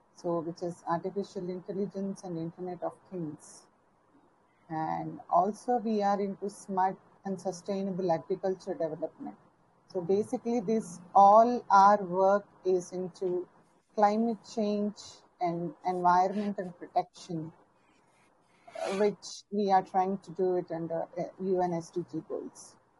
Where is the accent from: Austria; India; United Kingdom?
India; from India